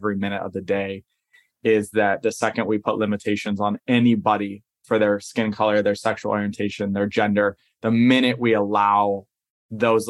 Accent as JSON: {"language": "English", "region": "Southern California", "country": "United States", "tie": "born or raised there", "said": "I grew up in Southern California"}